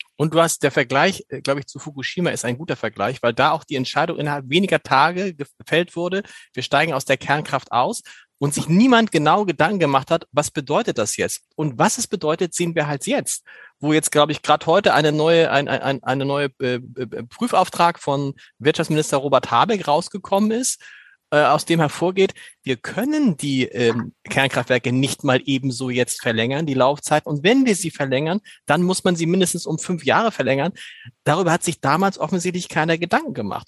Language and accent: German; Germany; als Deutscher